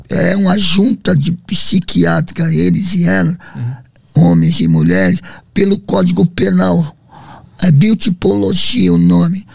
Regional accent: São Paulo, Brazil; also born or lived in Londrina, Paraná; Eu nasci no Paraná, Londrina, uhum. mas devido ao excesso de amor, sentimento, meu pai era muito ciumento com minha mãe, minha mãe bela, linda, né? E é onde que ela se revoltou, catou nós, né? Cinco filhos, veio para São Paulo, uhum. lá para Zona Leste

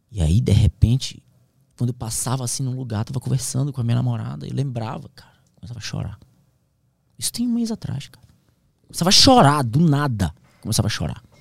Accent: Amazon, Brazil; Eu sou da Amazônia, mas eu nunca vi o que eu vi ali.

